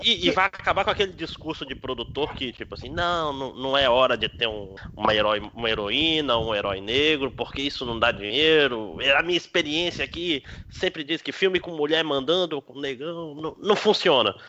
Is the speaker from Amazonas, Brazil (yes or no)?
yes; Amazonas, Brazil; eu sou brasileiro que nem tu, mas eu não me vejo na Globo porque eu sou amazonense